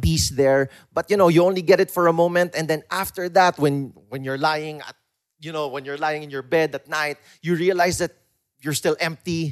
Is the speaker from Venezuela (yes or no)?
no; Philippines; us as a Filipino people